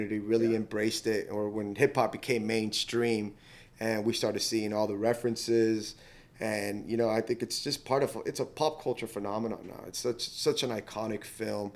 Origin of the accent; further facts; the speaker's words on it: Miami, Florida, United States; Growing up in Miami in the 80s and 90s